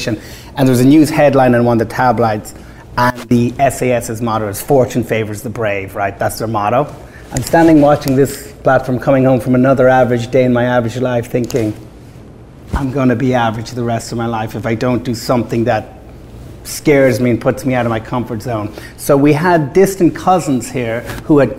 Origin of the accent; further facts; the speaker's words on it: Ireland; moved away as an adult; now in United States; Growing up in Ireland, we were raised on America